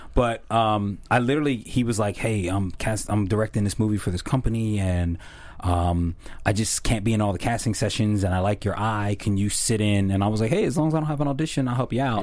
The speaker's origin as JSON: {"language": "English", "town": "Philadelphia", "region": "Pennsylvania", "country": "United States", "tie": "born or raised there", "also_born_or_lived": "South Jersey", "said": "my hometown is Philly and South Jersey"}